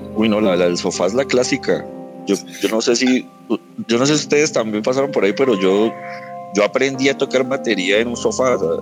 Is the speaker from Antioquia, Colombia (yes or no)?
no; Sogamoso, Boyacá, Colombia; moved away; yo soy de Sogamoso, empecé allá con una banda